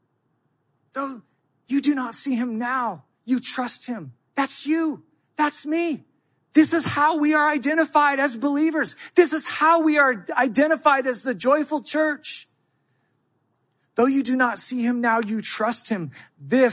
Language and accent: English; United States; I'm American. I think it's because I was raised up under rugged individualism.